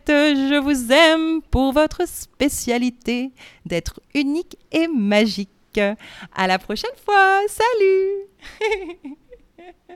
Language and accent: French; France; moved away; je suis française